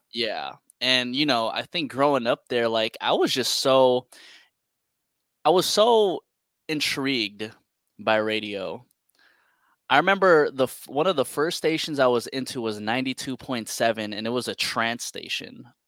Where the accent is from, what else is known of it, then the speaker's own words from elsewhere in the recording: San Francisco, California, United States; Born and raised in San Francisco, California